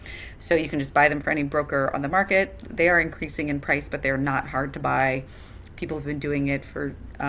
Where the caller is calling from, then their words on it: Santa Monica, California, United States; For example, where I'm beaming in from Santa Monica, we are on 100% renewable power tariff through the Clean Power Alliance with the Community Choice.